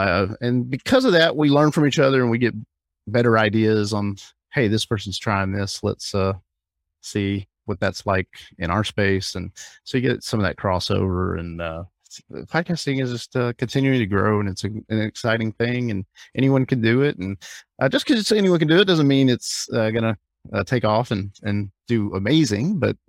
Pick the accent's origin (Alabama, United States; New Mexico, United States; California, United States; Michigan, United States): Alabama, United States; also born or lived in Hawaii; now in South Florida, United States; I live in South Florida, but I'm originally from Alabama, but I've kind of moved around.